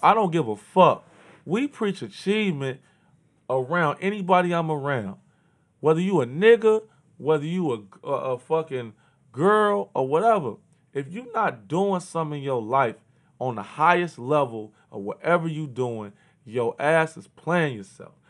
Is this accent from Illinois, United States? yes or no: yes; Chicago, Illinois, United States; I grew up in Chicago.